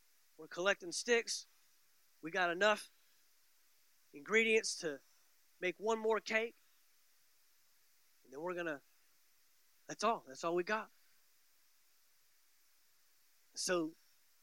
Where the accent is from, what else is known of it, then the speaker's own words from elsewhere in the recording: Dallas, Texas, United States; now in Valdosta, United States; I grew up in the Metroplex, the Dallas-Fort Worth Metroplex